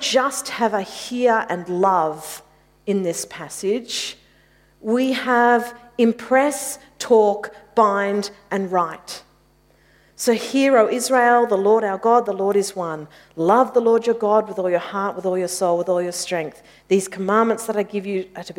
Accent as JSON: {"language": "English", "town": "Mitcham", "region": "Victoria", "country": "Australia", "tie": "born or raised there", "said": "I grew up in Mitcham"}